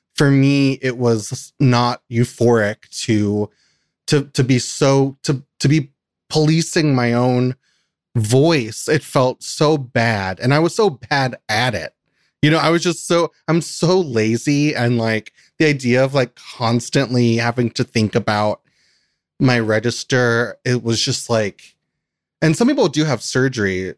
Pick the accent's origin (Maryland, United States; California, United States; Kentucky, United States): Kentucky, United States; moved away; I grew up in Kentucky